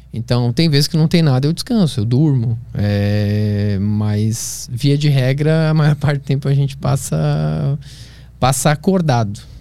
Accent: Florianópolis, Santa Catarina, Brazil; Eu cresci em Florianópolis, na Praia do Santinho

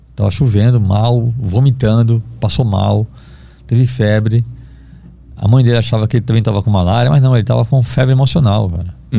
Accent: Recife, Pernambuco, Brazil; moved away; eu sou do Recife, tenho família lá

